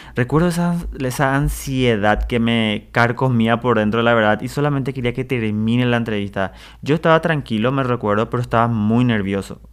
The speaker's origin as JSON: {"language": "Spanish", "town": "Presidente Franco", "region": "Alto Paraná", "country": "Paraguay", "also_born_or_lived": "Ciudad del Este", "said": "yo soy de Ciudad del Este, en realidad de Presidente Franco, de Paraguay"}